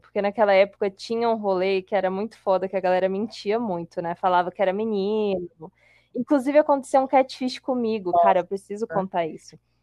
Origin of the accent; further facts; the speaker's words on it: Colatina, Espírito Santo, Brazil; moved away; eu sou de Colatina